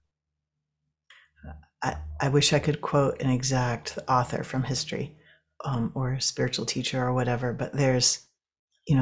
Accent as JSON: {"language": "English", "region": "New England", "country": "United States", "tie": "born or raised there", "moved": "yes", "lives_now": "New Mexico, United States", "said": "And I grew up in New England, where you just see a strip of sky up above, you know."}